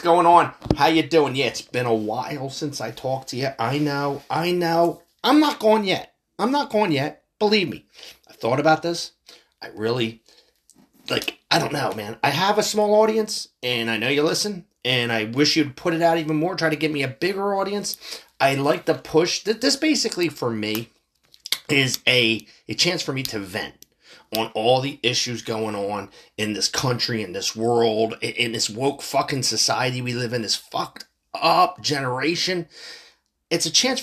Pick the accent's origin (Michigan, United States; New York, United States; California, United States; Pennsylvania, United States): Pennsylvania, United States; Philadelphia; I'm from Philly